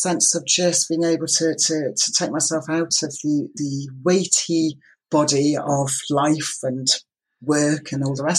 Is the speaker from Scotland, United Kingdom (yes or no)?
yes; Isle of Lewis, Scotland, United Kingdom; I was brought up on the Isle of Lewis.